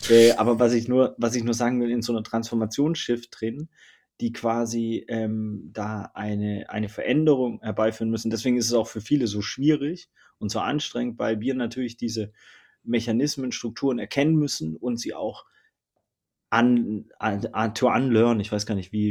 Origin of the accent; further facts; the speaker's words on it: Southern Germany, Germany; Ich komme aus Süddeutschland, ne? Also es war immer so ein bisschen, ne? schaffe, schaffe, Häusle bauen, etc. pp. und ein Mercedes fahren